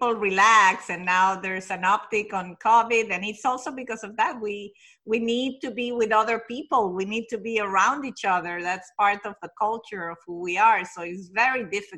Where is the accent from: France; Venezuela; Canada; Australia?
Venezuela; now in United States; I was born and raised in Venezuela, but my family is Italian